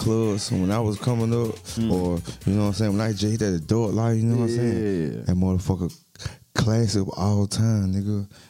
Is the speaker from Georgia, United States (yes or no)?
yes; Atlanta, Georgia, United States; I'm from the east side of Atlanta. I'm on the east side of Atlanta.